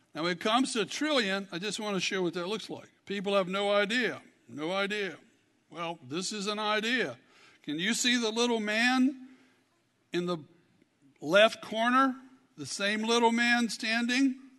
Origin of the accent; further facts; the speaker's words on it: Kentucky, United States; I'm from Kentucky